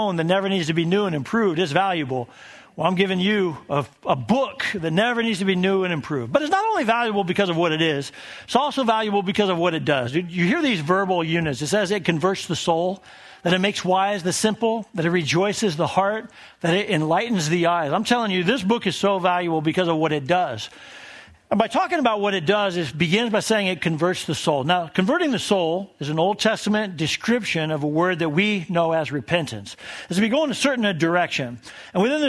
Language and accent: English; Colorado Springs, Colorado, United States; also born or lived in Tennessee / South Carolina; We moved to Colorado Springs, and that's where we established our family in my hometown.